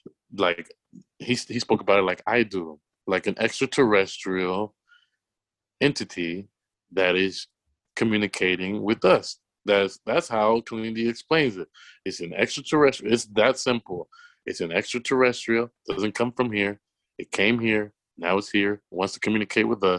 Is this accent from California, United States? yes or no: yes; Los Angeles, California, United States; I'm a kid from South Central